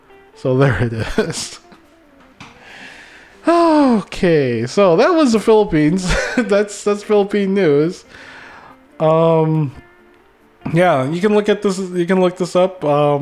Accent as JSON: {"language": "English", "country": "United States", "also_born_or_lived": "Minnesota", "said": "we come from the United States"}